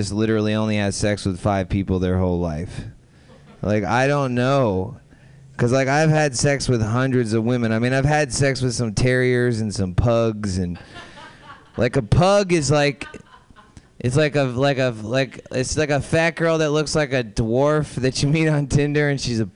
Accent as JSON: {"language": "English", "region": "Florida", "country": "United States", "said": "I'm from Florida"}